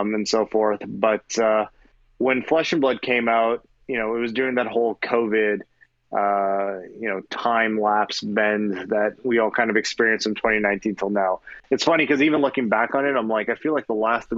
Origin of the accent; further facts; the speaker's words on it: Milton, Ontario, Canada; now in United States; I was born and raised in Canada in a small town called Milton, Ontario.